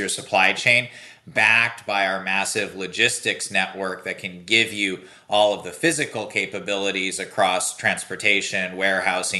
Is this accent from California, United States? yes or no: yes; Silicon Valley, California, United States; I grew up here in Silicon Valley